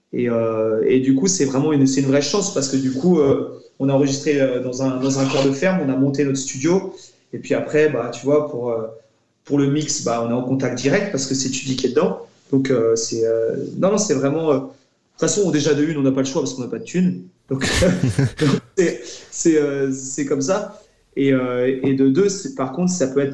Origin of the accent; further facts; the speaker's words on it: La Torche, Brittany, France; on, on, vient de la torche, on a grandi, on a grandi là-bas